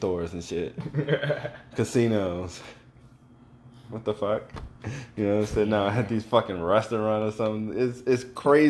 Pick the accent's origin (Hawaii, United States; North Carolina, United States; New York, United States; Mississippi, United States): Mississippi, United States; moved away; when I was growing up in Mississippi